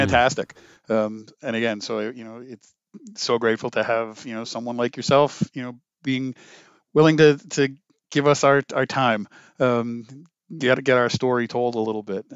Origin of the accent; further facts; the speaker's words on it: Lowell, Massachusetts, United States; moved away; also born or lived in Connecticut; my hometown of Ma, in Lowell, Massachusetts